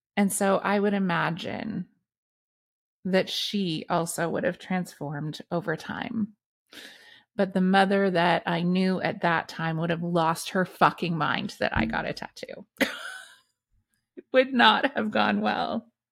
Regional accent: Meaford, Ontario, Canada; in my hometown of Meaford

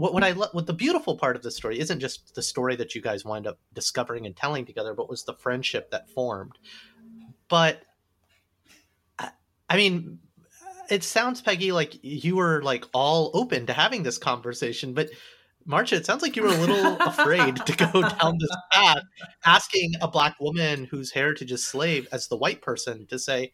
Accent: Alabama, United States; growing up in Alabama in the South

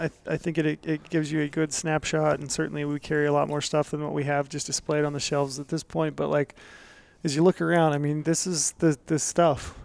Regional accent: Antimony, Utah, United States; I grew up in Antimony, which is out in the middle of nowhere, back in the day in southern Utah

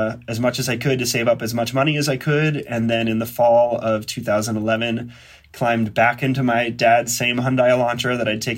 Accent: Lincoln, Nebraska, United States; moved away as an adult; I grew up in Lincoln, Nebraska

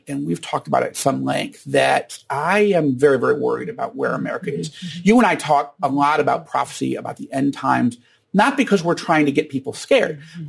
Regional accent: United States; the country that I was born and raised on in the United States.

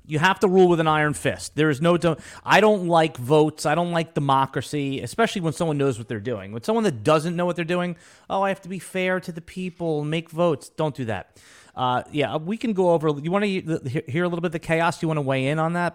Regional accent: Jacksonville, Florida, United States; Jacksonville, my hometown

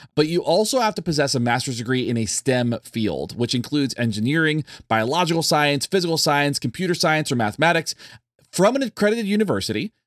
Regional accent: near Kennedy Space Center, Florida, United States; I grew up near Kennedy Space Center in Florida

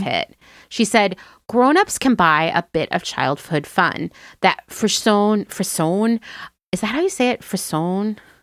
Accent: Pennsylvania, United States; I'm from Pennsylvania

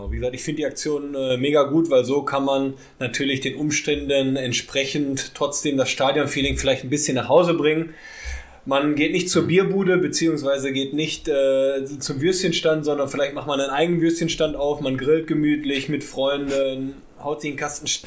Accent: Ruhr area, North Rhine-Westphalia, Germany; bei mir aus dem Ruhrpott

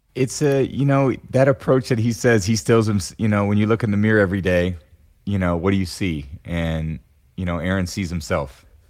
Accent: Bay Area, California, United States; moved away as an adult; also born or lived in Boston; growing up in the Bay Area, NorCal kid, you know, I grew up with the Niners as my team

